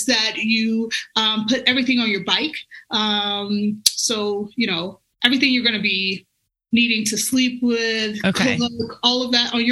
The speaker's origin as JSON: {"language": "English", "region": "Alabama", "country": "United States", "tie": "born or raised there", "moved": "yes", "lives_now": "Colorado, United States", "said": "I grew up in Alabama"}